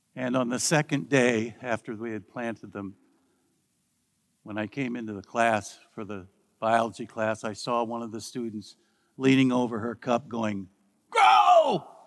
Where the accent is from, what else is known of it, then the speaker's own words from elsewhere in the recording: Midwest, United States; Growing up in the Midwest, where corn is king